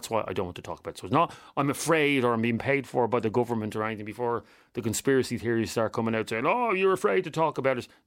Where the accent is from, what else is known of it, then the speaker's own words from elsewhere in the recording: Galway, Connacht, Ireland; I'm from Galway.